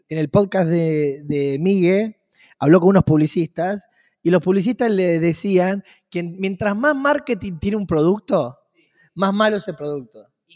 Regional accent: Argentina; mi país, en la Argentina

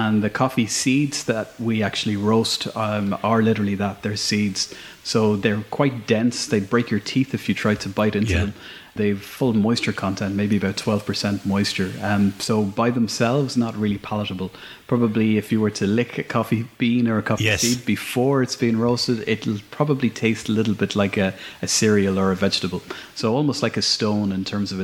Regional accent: Shannon, Munster, Ireland; moved away as an adult; also born or lived in London / Burren, County Clare; I'm originally from Shannon, but now living up in the Burren

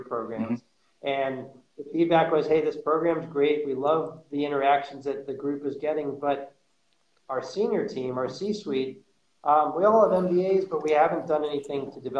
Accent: New York City, New York, United States; also born or lived in Florida; born and raised in New York City in Manhattan.

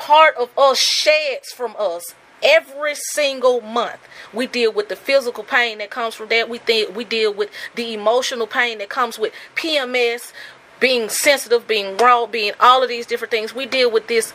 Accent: Birmingham, Alabama, United States; growing up in Birmingham

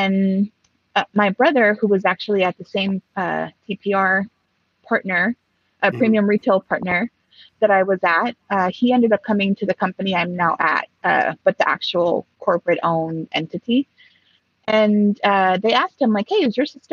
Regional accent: Los Angeles, California, United States; first language Spanish; English is a second language; moved away as an adult; also born or lived in Mexico; now in Seattle, United States; I came back when I was 5 and I've been here since then.

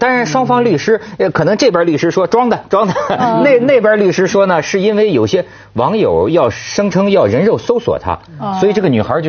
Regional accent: China; 我们中国人

